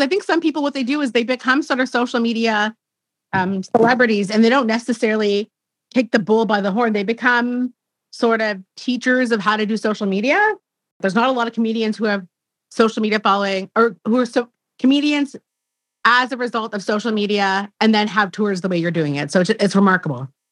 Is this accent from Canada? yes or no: yes; Canada; I'm Canadian